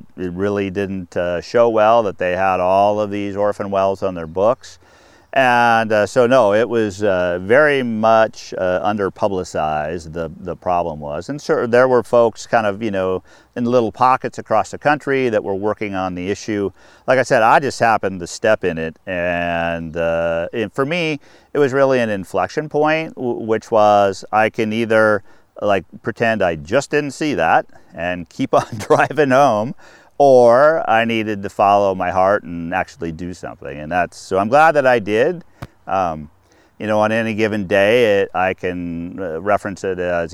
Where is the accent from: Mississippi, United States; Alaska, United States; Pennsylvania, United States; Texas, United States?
Alaska, United States; Anchorage; moved away as an adult; also born or lived in Washington / North Dakota; I grew up in Anchorage